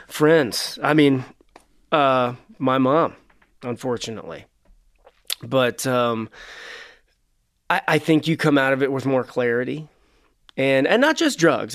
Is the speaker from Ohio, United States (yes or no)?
yes; Cincinnati, Ohio, United States; We're from Cincinnati, for those that don't know, which is right across the river from Kentucky